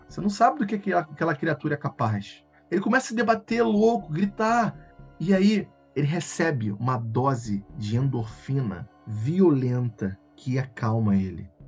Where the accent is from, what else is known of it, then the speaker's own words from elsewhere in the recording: Rio de Janeiro, Brazil; accent: carioca; Eu sou, sou daqui do Rio de Janeiro, dá pra ver pelo meu sotaque, né? Carregado, horrível